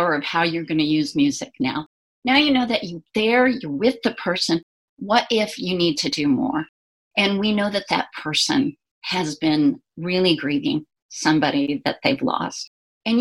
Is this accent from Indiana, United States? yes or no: yes; Indiana, United States; back where I grew up in Indiana